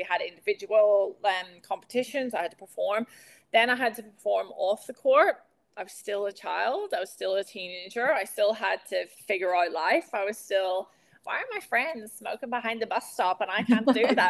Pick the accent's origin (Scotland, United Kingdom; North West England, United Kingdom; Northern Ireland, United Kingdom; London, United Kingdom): Northern Ireland, United Kingdom; moved away; also born or lived in United States; I'm from outside Belfast, but I'll say right. Belfast.